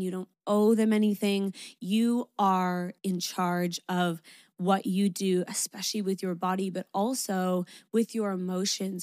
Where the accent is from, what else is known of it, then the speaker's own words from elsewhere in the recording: Canada; moved away as an adult; now in Sydney, Australia; I'm Canadian